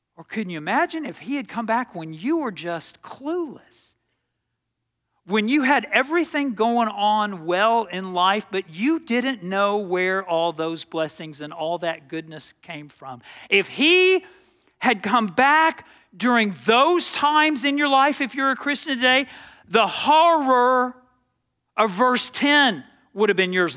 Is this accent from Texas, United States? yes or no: yes; Dallas, Texas, United States; I grew up playing tennis in Dallas, Texas